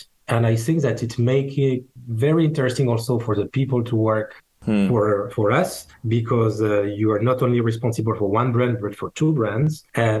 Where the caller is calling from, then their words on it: Geneva, Switzerland; I'm speaking from Geneva.